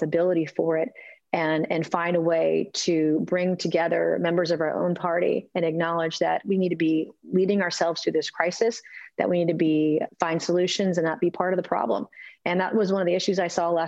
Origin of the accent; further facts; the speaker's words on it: South Carolina, United States; my home state of South Carolina